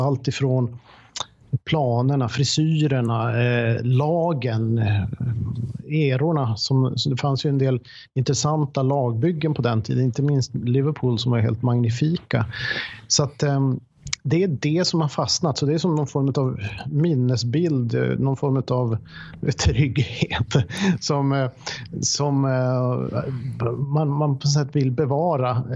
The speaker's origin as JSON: {"language": "Swedish", "town": "Boden", "region": "Norrbotten County", "country": "Sweden", "moved": "yes", "lives_now": "Sollentuna, Sweden", "said": "jag kommer från Boden, nu bor jag i Sollentuna, men, men jag kommer från Boden"}